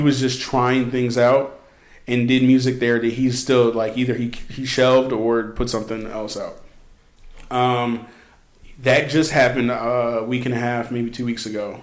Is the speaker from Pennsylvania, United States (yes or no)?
yes; Philadelphia suburbs, southeastern Pennsylvania, United States; I'm from southeastern Pennsylvania, close to that city. I was born in Philadelphia. I was raised in the Philadelphia suburbs